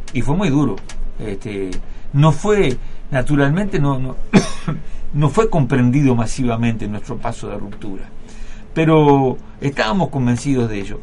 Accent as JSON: {"language": "Spanish", "country": "Uruguay"}